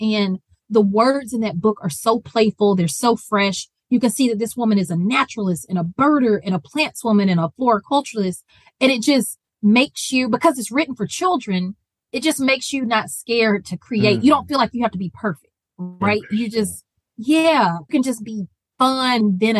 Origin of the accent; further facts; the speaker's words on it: the South, United States; People from the South, we will die on our Southern hill, good, bad, ugly, complicated. I am riding for the South and I'm so proud of that.